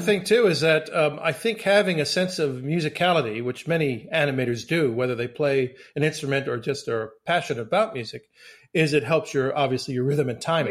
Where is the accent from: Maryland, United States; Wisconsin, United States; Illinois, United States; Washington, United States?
Maryland, United States; Silver Spring; growing up in Silver Spring, Maryland